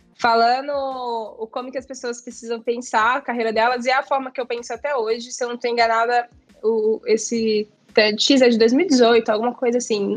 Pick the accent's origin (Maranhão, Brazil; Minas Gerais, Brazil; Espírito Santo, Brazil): Minas Gerais, Brazil; eu sou mineira